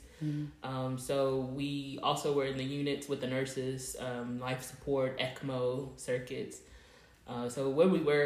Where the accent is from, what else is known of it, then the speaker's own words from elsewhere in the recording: Texas, United States; moved away as an adult; also born or lived in Pennsylvania; now in Muncie, United States; I'm originally from Texas